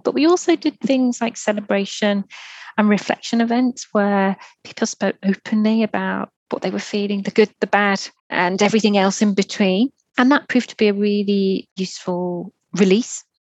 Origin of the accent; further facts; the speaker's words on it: Merseyside, North West England, United Kingdom; I grew up on Merseyside. That's near Liverpool